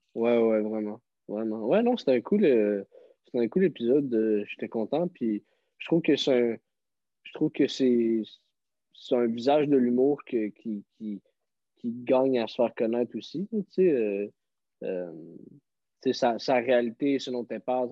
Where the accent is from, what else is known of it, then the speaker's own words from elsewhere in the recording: Montreal, Quebec, Canada; je viens de Montréal